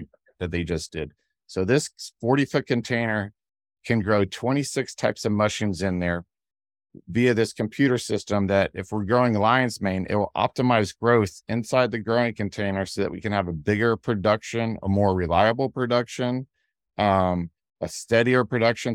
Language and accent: English; Ohio, United States; now in Georgia, United States; we had sunflowers growing up in Ohio